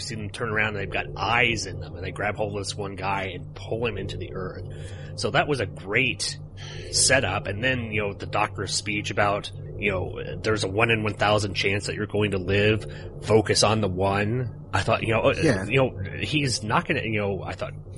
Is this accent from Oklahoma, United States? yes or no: yes; Oklahoma, United States; I'm from Oklahoma.